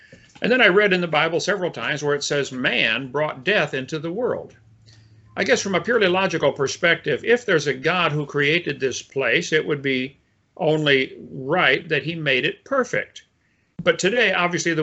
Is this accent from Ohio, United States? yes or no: no; Illinois, United States; I was raised in Illinois in a family of engineers and teachers